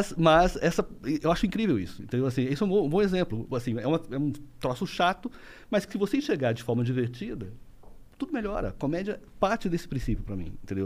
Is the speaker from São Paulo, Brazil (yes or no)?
yes; interior of São Paulo state, Brazil; now in Rio de Janeiro, Brazil; eu sou paulista do interior, mas eu moro no Rio já há 25 anos